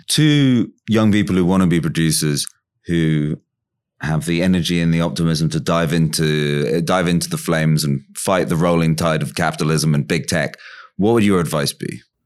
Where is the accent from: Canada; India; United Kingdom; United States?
United Kingdom; London; When I was growing up in London, around kind of nine ninety-five, I was like twelve, thirteen or something